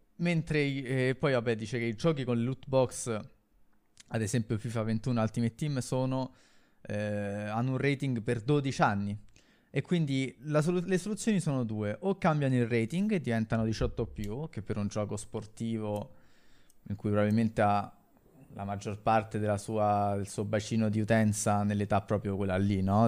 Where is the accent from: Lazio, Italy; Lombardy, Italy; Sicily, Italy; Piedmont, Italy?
Lazio, Italy; Rome; io a Monteverde